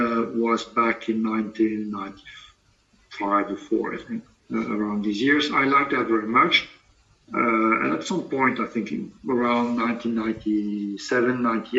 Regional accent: Paris, Île-de-France, France; I'm French, from Paris.

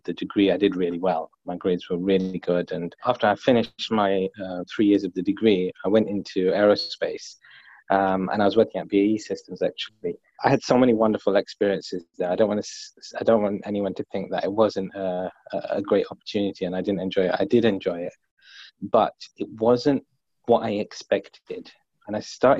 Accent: London, United Kingdom; I grew up in London, but I was living on a council estate

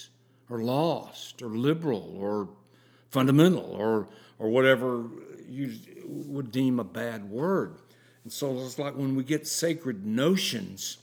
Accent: the South, United States; growing up in the South

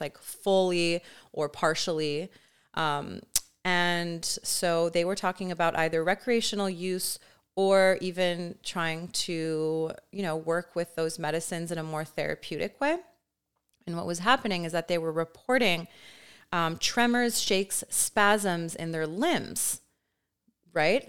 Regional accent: Canada; I'm also Canadian

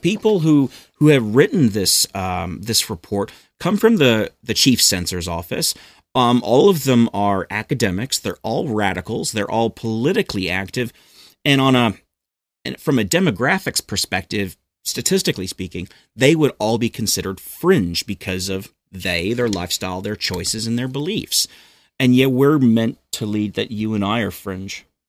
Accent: New Zealand; also born or lived in United States; I was born in America, but I moved to New Zealand in nineteen eighty-nine as a nine-year-old boy.

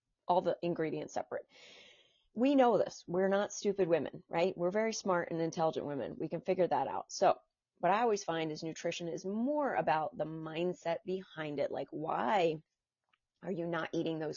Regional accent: New Jersey, United States; I'm from New Jersey. I'm from a small town in New Jersey with one traffic light

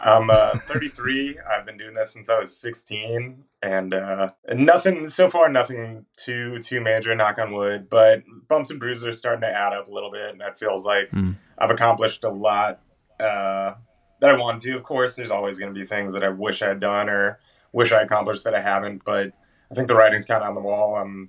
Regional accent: Reston, Virginia, United States; I'm from Reston, Virginia, Northern Virginia area. I live in Fairfax.

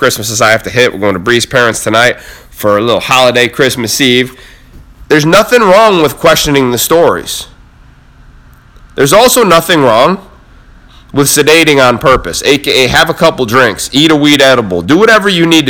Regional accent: Cam Road, New York, United States; from Cam Road, New York, middle of fucking nowhere

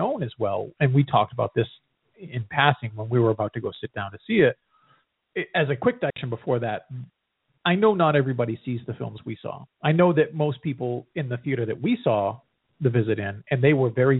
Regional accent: New England, United States; I grew up in New England.

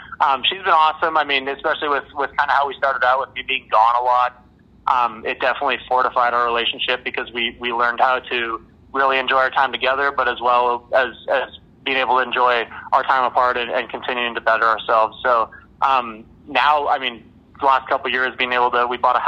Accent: Red Deer, Alberta, Canada; moved away; get guys from my hometown and keep that connection

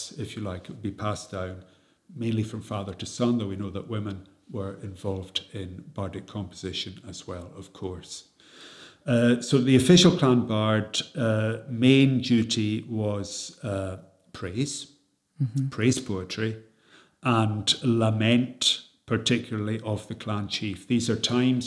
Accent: Scottish Highlands, Scotland, United Kingdom; our path to modernity, you know, talking as Scottish Gaels, is different from, you know, people in the Lowlands.

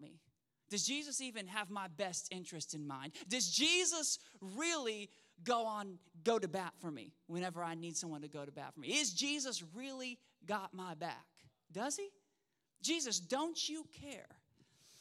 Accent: Oklahoma, United States; also born or lived in Spokane, Washington; now in Shreveport, United States; I grew up in Oklahoma, city boy through and through

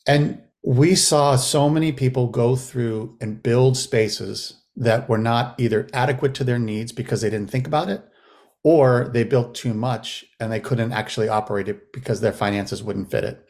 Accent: Massachusetts, United States; also born or lived in Los Angeles, California / Lenox, Massachusetts; now in St. Louis, United States; I moved back to Massachusetts, uh, where I grew up, where I was born and raised in Massachusetts

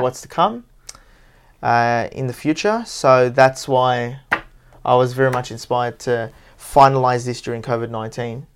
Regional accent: Parramatta, New South Wales, Australia; Parramatta, my hometown

